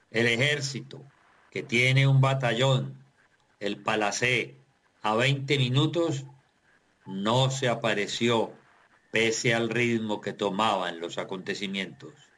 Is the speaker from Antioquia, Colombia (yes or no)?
no; Tuluá, Valle del Cauca, Colombia